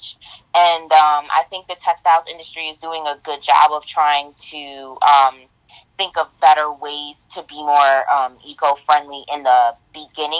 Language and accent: English; Rochester, New York, United States; I grew up in Rochester, New York